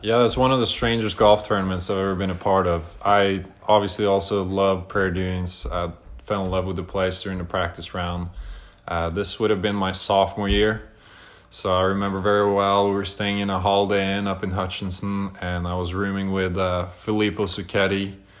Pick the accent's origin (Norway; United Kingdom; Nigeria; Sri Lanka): Norway; now in United States; I'm obviously from Norway